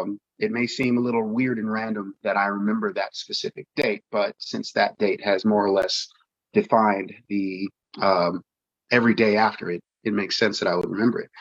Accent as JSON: {"language": "English", "town": "Pittsburgh", "region": "Pennsylvania", "country": "United States", "moved": "yes", "lives_now": "California, United States", "said": "I'm originally from Pittsburgh, Pennsylvania, and I've lived out here in California for a couple of decades"}